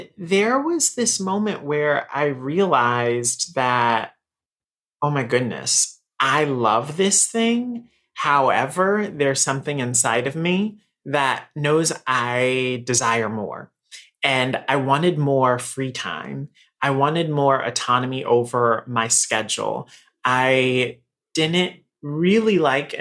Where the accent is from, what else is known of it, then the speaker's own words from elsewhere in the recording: Raleigh, North Carolina, United States; moved away as an adult; now in New York, United States; So I am from Raleigh, North Carolina. So I'm a Southern boy, right? So I've lived here in New York for 13 years now.